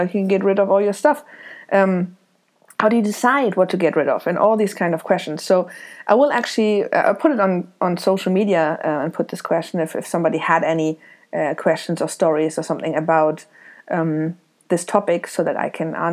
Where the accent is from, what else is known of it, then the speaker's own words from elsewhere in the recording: Germany; moved away as an adult; also born or lived in Isle of Man; now in Dublin, Ireland; I was born in Germany. I left in 2005 with a backpack to travel around the world